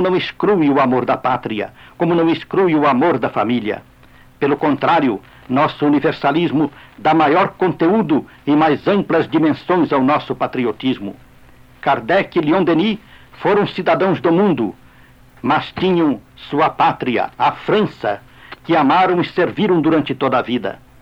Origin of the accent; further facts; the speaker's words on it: Brazil; como brasileiros, integrados em nosso povo